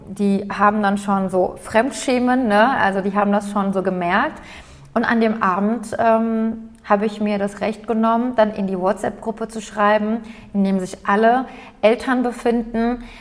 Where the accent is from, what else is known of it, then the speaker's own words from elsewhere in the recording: Aydın, Turkey; now in Germany; Heimat ist für mich Eiden